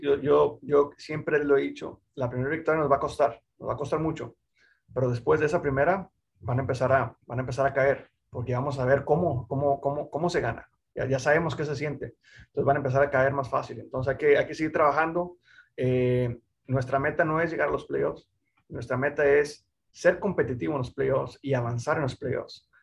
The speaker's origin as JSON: {"language": "Spanish", "country": "Mexico", "said": "el único piloto mexicano latino"}